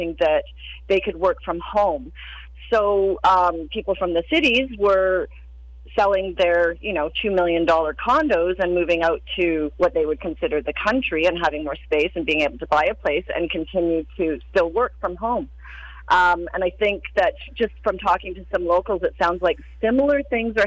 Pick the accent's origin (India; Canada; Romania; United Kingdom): Canada; Cranbrook, British Columbia; moved away as an adult; also born or lived in West Kootenays / Niagara Falls, Ontario; now in Cranbrook, Canada; I'm originally from Cranbrook